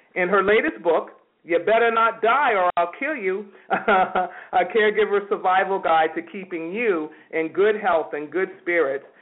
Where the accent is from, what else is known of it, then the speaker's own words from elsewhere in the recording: New York, United States; now in California, United States; I'm a native New Yorker